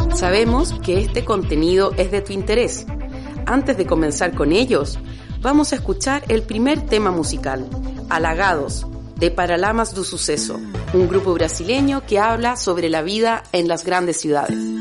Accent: Chile; also born or lived in Basque Country; now in Bilbao, Spain; Chilena de nacimiento, Euskalduna de adopción

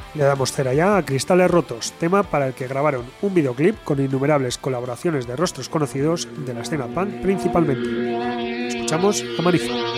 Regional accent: Bilbao, Basque Country, Spain; los de Bilbao somos así

